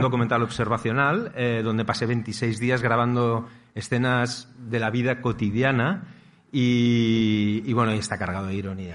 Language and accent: Spanish; Barcelona, Catalonia, Spain; moved away as an adult; now in Costa Brava, Spain; yo vivo en la Costa Brava, soy de Barcelona, pero hace muchos años que vivo en la Costa Brava